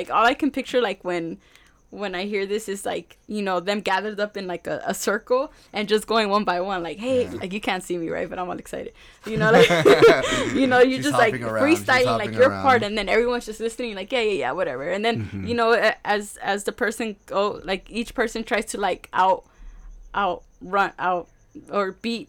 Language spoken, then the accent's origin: English; Detroit, Michigan, United States; we're all from Detroit, y'all. Like, why are we going to be beefing?